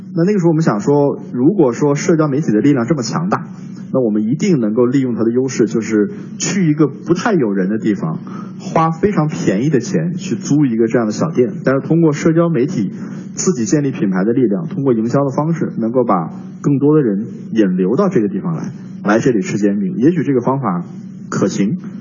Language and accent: Chinese; Northeast China, China; moved away; 我的老家是东北的一个，一个城市